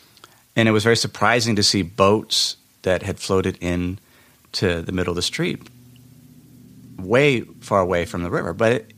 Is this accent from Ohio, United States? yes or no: yes; Cincinnati, Ohio, United States; Last week, I went back to my hometown in Cincinnati, Ohio, for my mother's 75th birthday party.